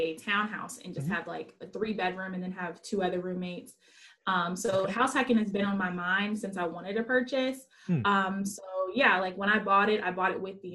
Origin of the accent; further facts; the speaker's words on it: Virginia, United States; moved away as an adult; now in Philadelphia, United States; I'm from Virginia